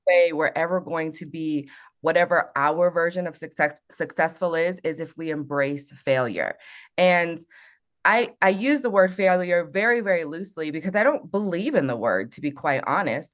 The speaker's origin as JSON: {"language": "English", "country": "South Korea", "moved": "yes", "lives_now": "Colorado Springs, United States", "said": "I'm from Korea, which is a peninsula technically"}